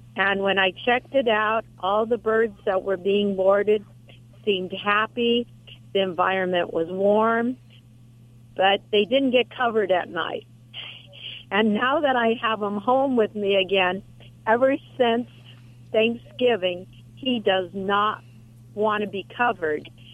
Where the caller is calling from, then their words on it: Huntington Beach, California, United States; I'm calling from Huntington Beach, oh, California.